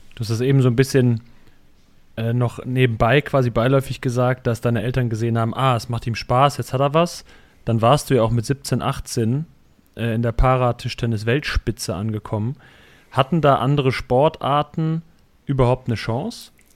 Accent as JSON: {"language": "German", "area": "Cologne area", "region": "North Rhine-Westphalia", "country": "Germany", "tie": "born or raised there", "said": "Ich bin, oder wir sind bei den Köln groß geworden"}